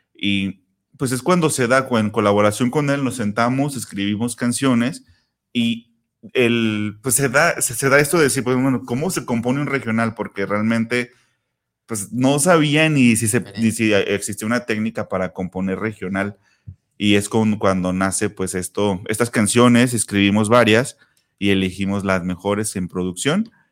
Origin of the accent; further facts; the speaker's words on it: Zapopan, Jalisco, Mexico; mi tierra natal, en Copalita, Zapopan